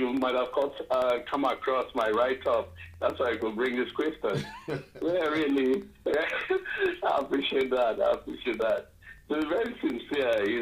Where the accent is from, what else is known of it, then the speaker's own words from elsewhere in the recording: Boki, Ogoja, Cross River, Nigeria; I'm from Bokki, part of Ogoja, you know, the part of Ogoja